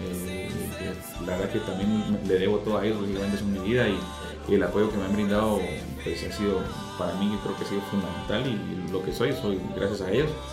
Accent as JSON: {"language": "Spanish", "country": "Guatemala", "said": "soy de Guatemala, pues estoy orgulloso de ser guatemalteco"}